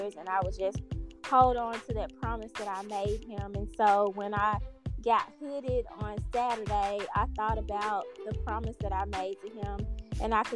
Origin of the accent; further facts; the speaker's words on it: Memphis, Tennessee, United States; I am from Memphis, Tennessee